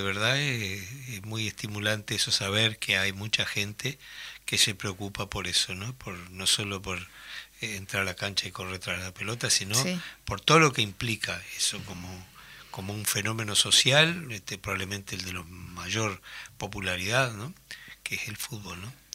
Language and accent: Spanish; Tacuarembó, Uruguay; Yo recuerdo que en mi pueblo, en Tacuarembó, las vacaciones eran jugar fútbol